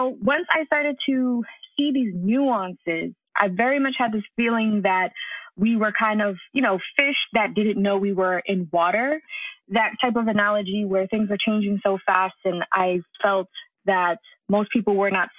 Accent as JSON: {"language": "English", "region": "New York", "country": "United States", "tie": "born or raised there", "said": "I was raised in New York by a father who is really into technology."}